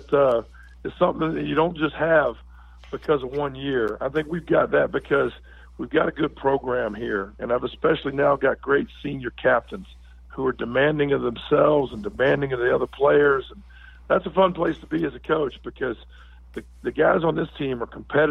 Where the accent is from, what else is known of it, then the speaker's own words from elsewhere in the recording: Virginia, United States; now in Irvine, United States; I grew up in Virginia